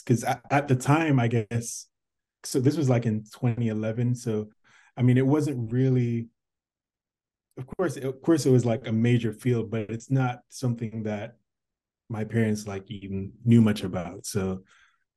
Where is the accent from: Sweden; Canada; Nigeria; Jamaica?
Jamaica; moved away; I'm from Jamaica